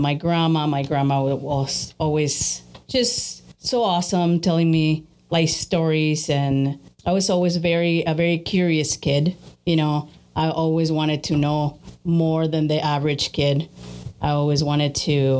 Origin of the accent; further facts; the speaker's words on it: Mexico City, Mexico; moved away; also born or lived in Chicago; I was born in Chicago, but I grew up in Mexico City.